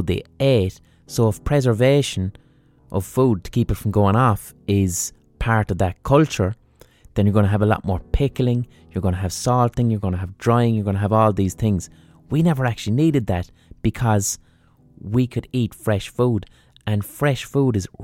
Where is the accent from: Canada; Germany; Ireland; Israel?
Ireland; as Irish people